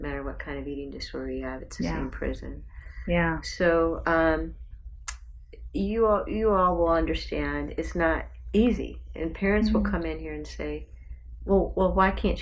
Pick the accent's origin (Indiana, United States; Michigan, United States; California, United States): Indiana, United States; South Bend; I grew up in South Bend, Indiana